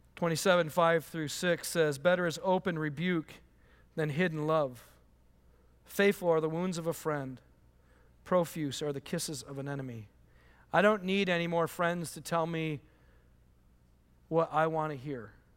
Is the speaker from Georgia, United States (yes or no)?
no; Michigan, United States; I grew up in Michigan